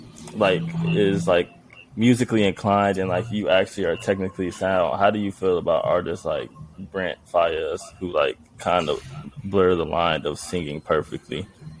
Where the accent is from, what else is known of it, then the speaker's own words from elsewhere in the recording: Chicago, Illinois, United States; We are from the middle of Chicago.